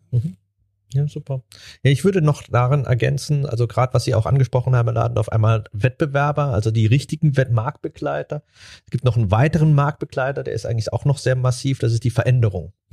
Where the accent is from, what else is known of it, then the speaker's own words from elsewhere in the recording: Germany; wir Deutsche